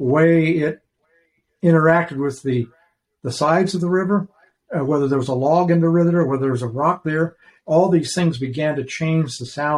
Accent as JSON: {"language": "English", "region": "Idaho", "country": "United States", "tie": "born or raised there", "said": "I grew up in Idaho."}